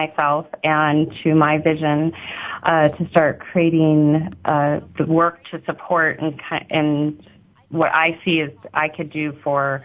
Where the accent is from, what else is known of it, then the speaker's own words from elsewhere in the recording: Tucson, Arizona, United States; also born or lived in Hawaii / Scottsdale, Arizona; I was born in Hawaii and then was transplanted to Tucson, Arizona, and went to high school in part of junior high in Scottsdale, Arizona.